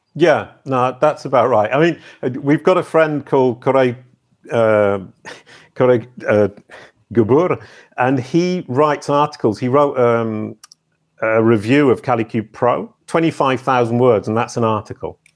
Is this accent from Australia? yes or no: no; United Kingdom; I'm British